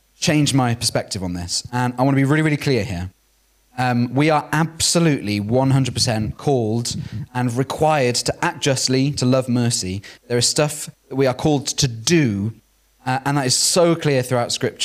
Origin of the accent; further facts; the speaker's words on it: Wales, United Kingdom; growing up in Wales